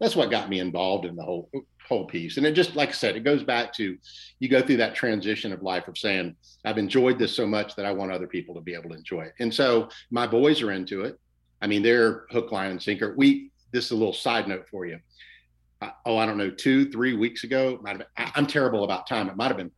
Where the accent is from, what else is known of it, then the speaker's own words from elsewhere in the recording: West Central Florida, United States; I grew up in West Central Florida